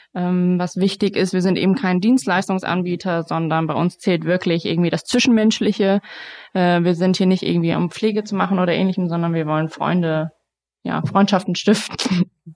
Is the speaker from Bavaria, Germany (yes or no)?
no; Frankfurt, Hesse, Germany; now in Darmstadt, Germany; bin in Frankfurt groß geworden